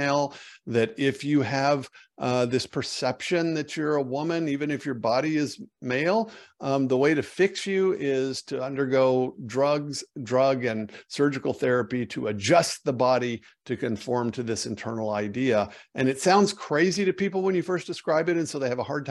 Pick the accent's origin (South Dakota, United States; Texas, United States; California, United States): Texas, United States; Amarillo; I was born in Amarillo, Texas, actually born and raised a Texan